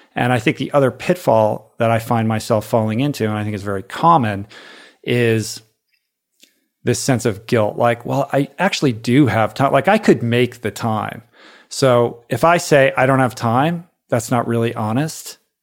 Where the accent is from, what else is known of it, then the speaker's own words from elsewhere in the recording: Washington, District of Columbia, United States; I grew up in Washington, D C.